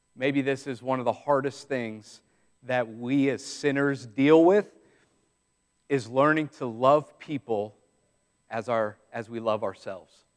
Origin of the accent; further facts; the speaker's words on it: Southeast, United States; some of us growing up in the Southeast